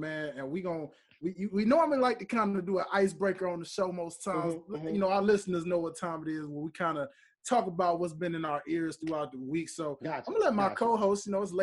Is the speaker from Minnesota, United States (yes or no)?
no; Memphis, Tennessee, United States; moved away; I'm from Memphis originally